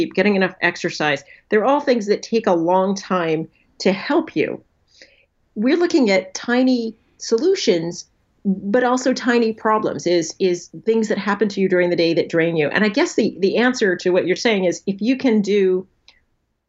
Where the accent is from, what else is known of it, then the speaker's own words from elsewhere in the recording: National City, California, United States; I grew up in San Diego, National City, for those of you who know San Diego very well, which is near the Mexican border